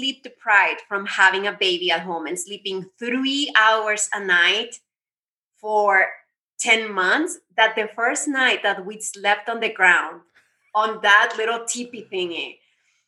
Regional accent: United States; I was born here in the States, so I am Mexican, but I mean, I'm a US citizen

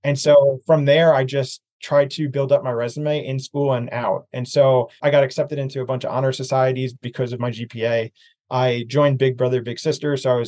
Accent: East Coast, United States; So kind of leading back to growing up on the East Coast

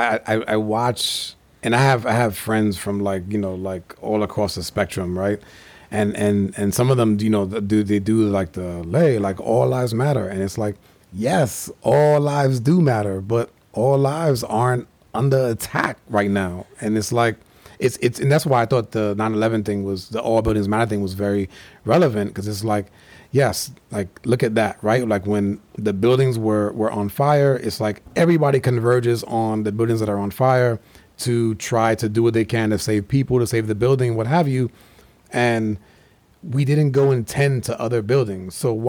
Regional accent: New York, United States; Man, we're both from the Northeast. I'm a former New Yorker.

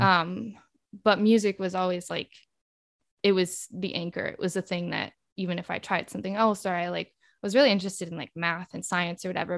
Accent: El Dorado Hills, California, United States; also born or lived in Peoria, Illinois; now in New York City, United States; I'm from outside of Sacramento in California

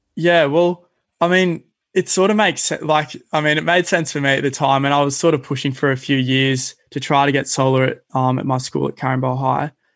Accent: Cronulla, New South Wales, Australia; growing up in Cronulla, I've been pretty fortunate to spend a lot of my time at the beaches

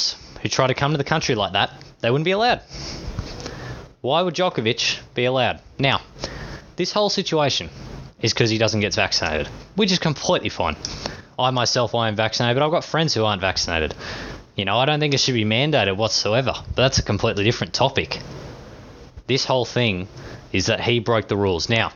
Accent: Australia; accent: Australian; I am Australian

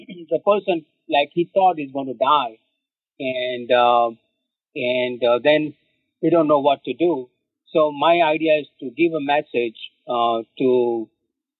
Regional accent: India; moved away as an adult; now in New York, United States; I was born and raised in India

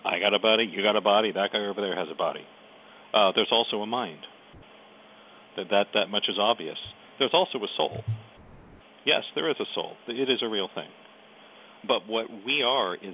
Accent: United States; I'm an American

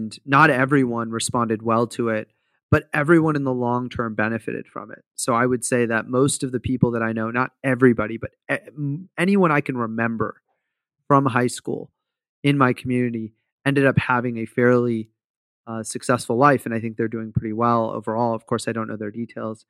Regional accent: Fremont, California, United States; I grew up in Fremont, which is like this community in the Bay Area in California

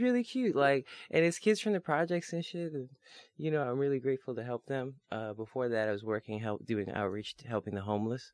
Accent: New York City, New York, United States; as a New Yorker

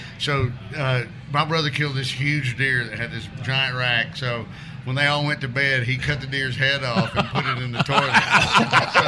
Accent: Alabama, United States; I'm from Alabama.

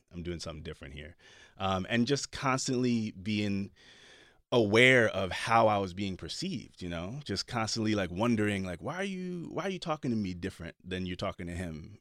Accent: Jersey City, New Jersey, United States; I grew up in Jersey City

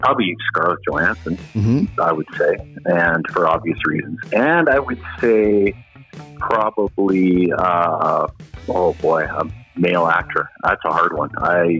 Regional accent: Saskatchewan, Canada; I grew up in Saskatchewan.

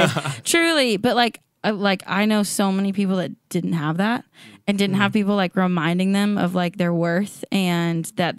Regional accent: Washington, United States; now in Nashville, United States; At Washington State, a small town.

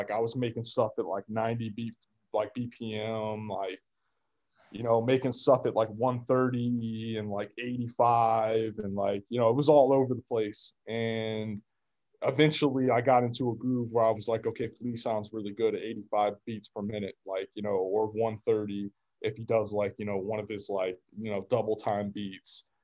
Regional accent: Kansas, United States; also born or lived in Russia / Detroit / Virginia; now in Boston, United States; No, I'm from Kansas.

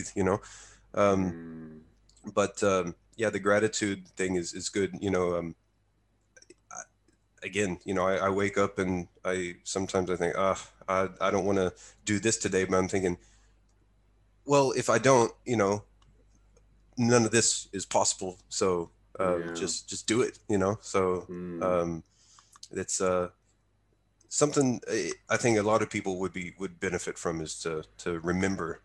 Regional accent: Texas, United States; now in Utsunomiya, Japan; my state of Texas.

